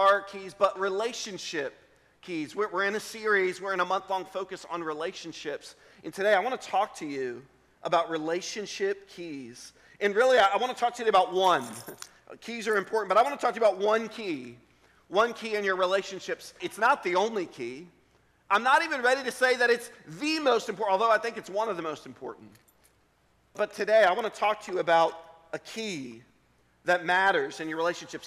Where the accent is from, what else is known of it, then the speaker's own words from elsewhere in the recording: Richmond, Virginia, United States; I grew up in Richmond, Virginia